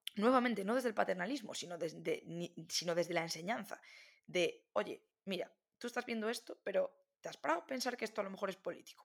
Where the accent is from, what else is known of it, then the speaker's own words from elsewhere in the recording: Galicia, Spain; also born or lived in A Coruña; yo soy de Galicia, vivo en Coruña